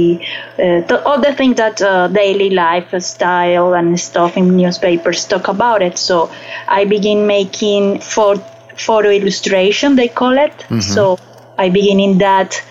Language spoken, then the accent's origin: English; Barranquilla, Caribbean coast, Colombia; English is a second language; moved away as an adult; also born or lived in Bogota, Colombia / Cartagena, Colombia; now in New York City, United States; I born in Bogota, the capital of Colombia, but I grew up in Barranquilla and Cartagena, that is coast, Atlantic Sea